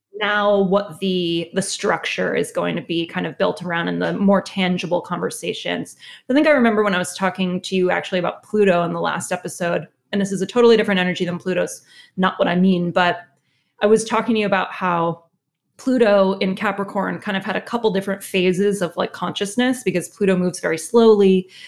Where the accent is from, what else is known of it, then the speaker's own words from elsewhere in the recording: Connecticut, United States; I'm from Connecticut